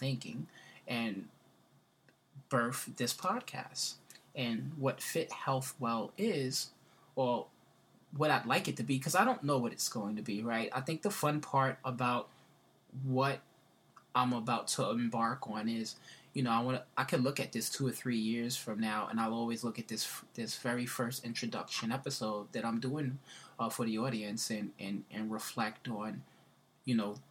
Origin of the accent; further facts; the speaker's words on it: New York City, New York, United States; I grew up in the Bronx